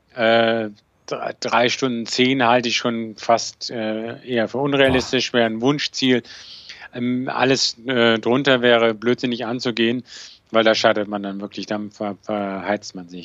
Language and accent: German; Bonn, North Rhine-Westphalia, Germany; weil ich bin ja in Bonn groß geworden, also das heißt zur Schule gegangen